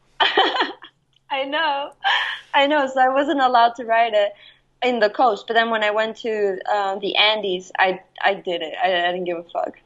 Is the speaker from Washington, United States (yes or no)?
no; Jersey City, New Jersey, United States; also born or lived in Guayaquil, Ecuador; I was raised in Jersey City